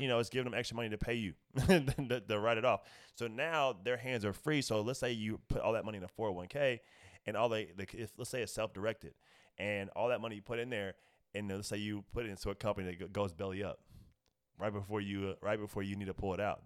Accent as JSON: {"language": "English", "town": "Indianapolis", "region": "Indiana", "country": "United States", "moved": "as an adult", "lives_now": "Los Angeles, United States", "said": "I'm originally from Indianapolis, Indiana, three one seven, shout out to my city"}